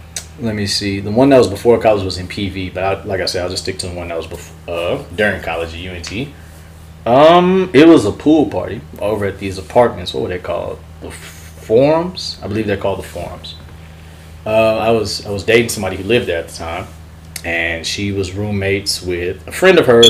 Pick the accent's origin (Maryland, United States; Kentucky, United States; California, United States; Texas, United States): Texas, United States; Mosey; I'm from Mosey, Texas, and my father's side's from Louisiana